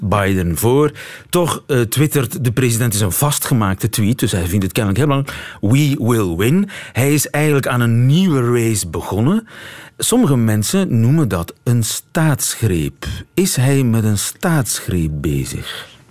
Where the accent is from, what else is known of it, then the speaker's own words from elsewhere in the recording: East Flanders, Belgium; Ik ben zelf geen West-Vlaming, maar een Oost-Vlaming